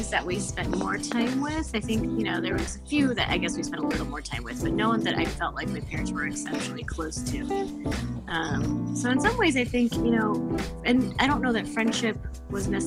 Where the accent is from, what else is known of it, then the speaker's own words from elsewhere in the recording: Indianapolis, Indiana, United States; also born or lived in Chicago; I grew up in Indianapolis. I was in Indianapolis from the time I was born until I left after college